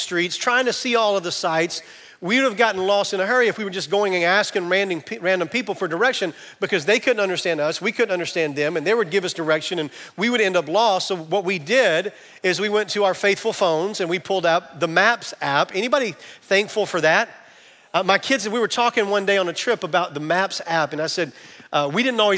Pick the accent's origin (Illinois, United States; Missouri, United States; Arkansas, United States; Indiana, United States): Arkansas, United States; Camden; I'm from Camden, Arkansas